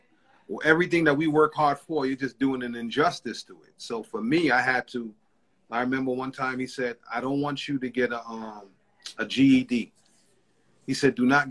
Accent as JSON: {"language": "English", "town": "New York City", "region": "New York", "country": "United States", "tie": "born or raised there", "said": "growing up in East Flatbush, Brooklyn"}